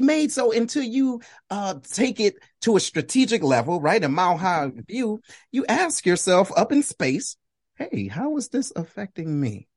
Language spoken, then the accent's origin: English; Detroit, Michigan, United States; I'm originally from Detroit, Michigan